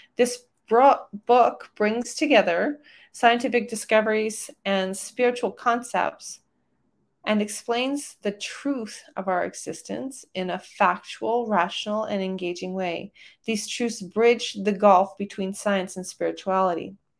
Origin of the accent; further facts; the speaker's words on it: Calgary, Alberta, Canada; my hometown of Calgary, Alberta, Canada